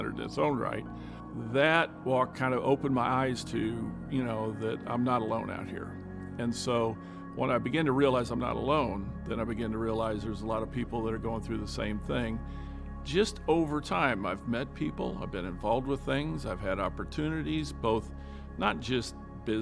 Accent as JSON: {"language": "English", "region": "Midwest", "country": "United States", "tie": "born or raised there", "lives_now": "Indianapolis, United States", "said": "growing up in the Midwest"}